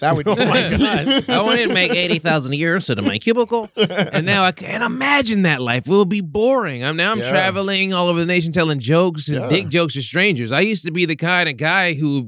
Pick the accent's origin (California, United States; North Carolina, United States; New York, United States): California, United States; Los Angeles; I'm from South Central Los Angeles